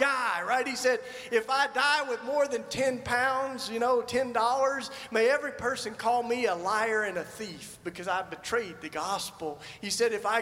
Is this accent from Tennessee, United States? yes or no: yes; Tennessee, United States; I grew up in Tennessee in the Bible Belt